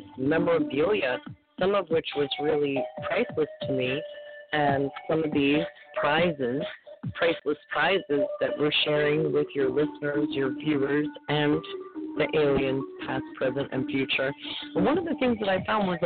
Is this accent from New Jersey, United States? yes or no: no; Los Angeles, California, United States; I was from North Hollywood